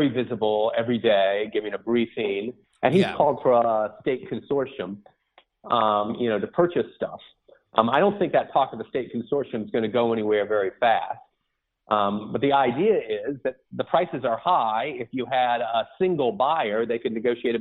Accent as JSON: {"language": "English", "region": "New York", "country": "United States", "said": "I'm a New Yorker"}